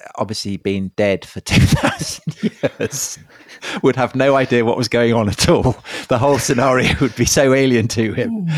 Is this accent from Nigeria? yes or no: no; Salisbury, South West England, United Kingdom; I grew up in Wiltshire outside Salisbury